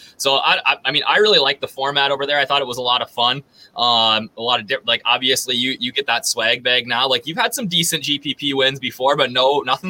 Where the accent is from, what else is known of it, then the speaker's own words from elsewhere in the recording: Minnesota, United States; this week in my home state of Minnesota